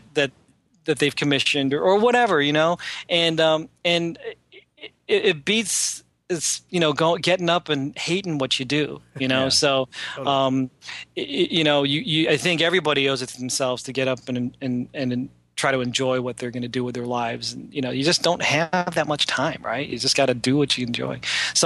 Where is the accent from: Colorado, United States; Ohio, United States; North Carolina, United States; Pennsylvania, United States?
Ohio, United States; Cleveland; I'm a dude from Cleveland who just draws funny things